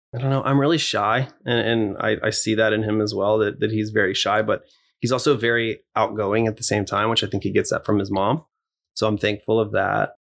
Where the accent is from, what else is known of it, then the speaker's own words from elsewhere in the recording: Corpus Christi, Texas, United States; moved away; I grew up in Texas, so I love country everything